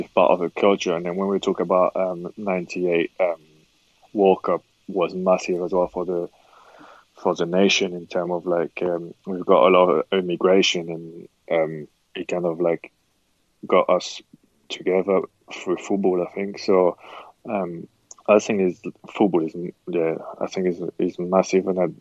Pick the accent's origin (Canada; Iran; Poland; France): France; Le Havre, Normandy; moved away as an adult; also born or lived in England; my hometown school, Le Havre